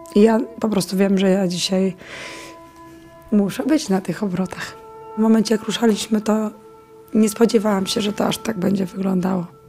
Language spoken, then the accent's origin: Polish; Ukraine; now in Poland; Ja jestem sama z Ukrainy, obywatelką, no. znaczy teraz jestem już obywatelką Polski